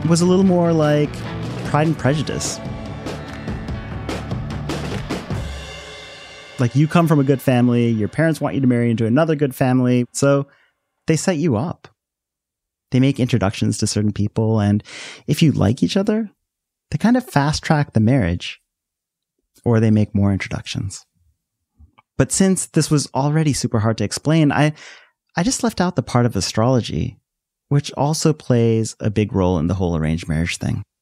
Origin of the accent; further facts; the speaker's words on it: Delaware, United States; When I first moved to Delaware, kids in my elementary school had all these questions for me about being Indian